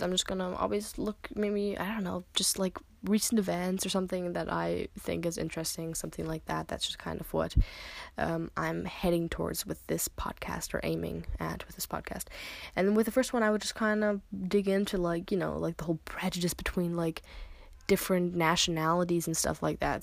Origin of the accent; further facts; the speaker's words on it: United States; now in Germany; I live in Germany. I am American